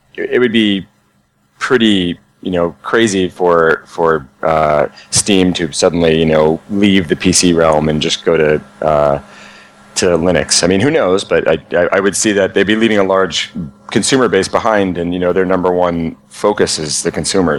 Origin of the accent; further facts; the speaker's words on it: New Jersey, United States; I'm from New Jersey